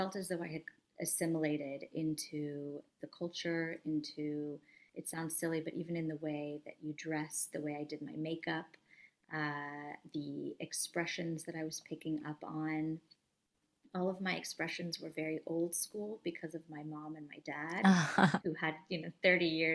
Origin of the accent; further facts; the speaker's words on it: Southern California, United States; moved away as an adult; also born or lived in Paris, France; I was born and raised in Southern California